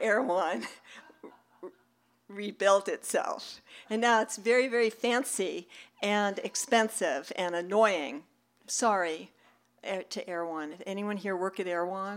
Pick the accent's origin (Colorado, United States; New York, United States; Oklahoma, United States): New York, United States; New York City; I grew up in New York City